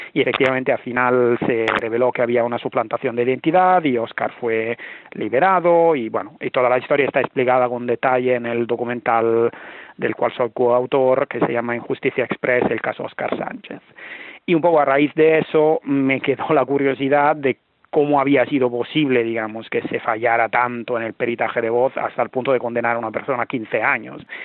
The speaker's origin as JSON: {"language": "Spanish", "country": "Italy", "moved": "as an adult", "lives_now": "Barcelona, Spain", "said": "yo soy italiano, llevo un tiempo viviendo en Barcelona"}